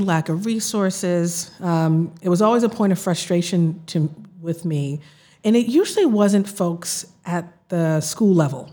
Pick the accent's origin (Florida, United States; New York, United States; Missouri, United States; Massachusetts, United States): Massachusetts, United States; Boston; also born or lived in Mattapan, Boston / Princeton / Los Angeles; I grew up in Roxbury in the South End